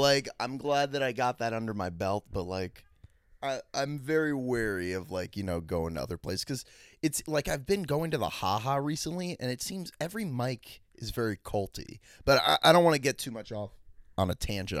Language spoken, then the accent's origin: English; Washington, District of Columbia, United States; my hometown, D C